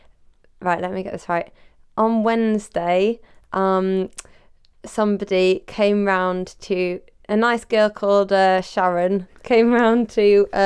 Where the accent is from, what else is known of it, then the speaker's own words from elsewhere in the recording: United Kingdom; We're British.